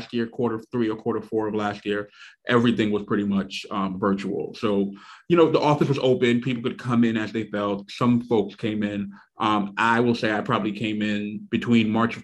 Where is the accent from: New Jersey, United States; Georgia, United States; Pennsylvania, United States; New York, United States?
New York, United States; New York City; born and raised in Brooklyn, New York, still reside in the same neighborhood that I was born in. So I'm in Flatbush